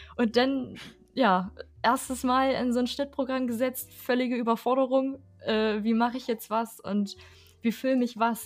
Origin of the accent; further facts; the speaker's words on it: Harz, Germany; ich aus dem Harz komme